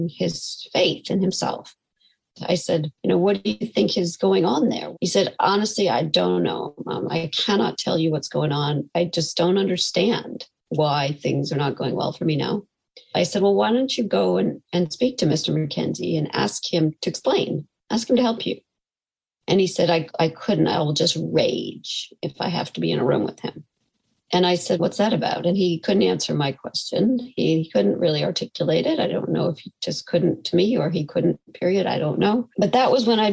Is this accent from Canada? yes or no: yes; Canada; moved away as an adult; now in Botswana; I am based permanently in Botswana and the Okavango Delta. I've been based there for 30 years. I'm from Canada originally